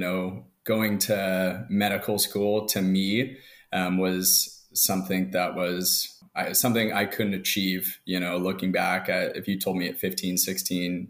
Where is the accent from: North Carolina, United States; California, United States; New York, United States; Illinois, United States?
California, United States; Southern; I'm from Southern California and I grew up playing ice hockey